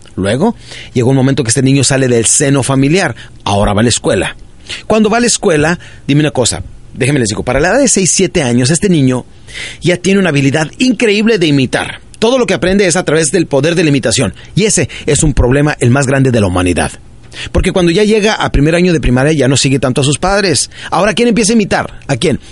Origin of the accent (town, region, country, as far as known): Ciudad Juárez, Chihuahua, Mexico; born or raised there; also born or lived in Parral, Chihuahua